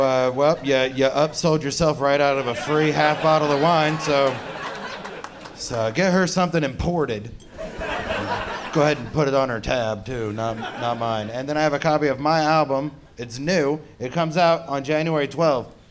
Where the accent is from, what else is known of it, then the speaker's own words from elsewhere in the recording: Ohio, United States; I'm from Ohio